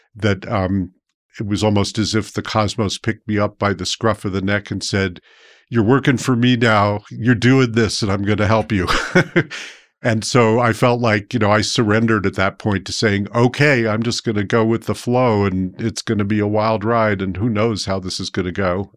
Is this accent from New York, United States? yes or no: yes; New York City, New York, United States; moved away as an adult; also born or lived in Brooklyn, New York / San Francisco / New Mexico; I grew up in New York City